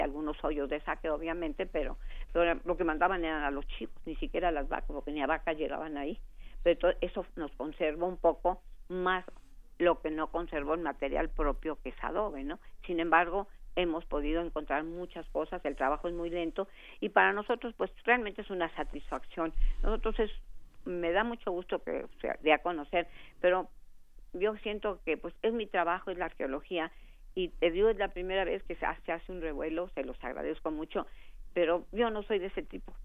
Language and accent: Spanish; Mexico; nuestra idiosincrasia como mexicanos